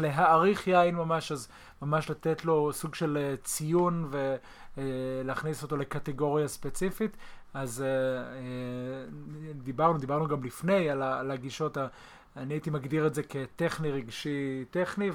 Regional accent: Israel; אנחנו כולנו ישראלים

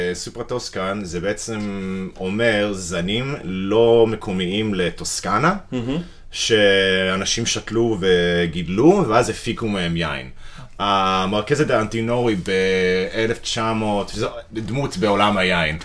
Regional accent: United States; moved away as an adult; now in Israel; אני אמריקאי במקור, אוקיי. אני גר בארץ איזה תשע שנים

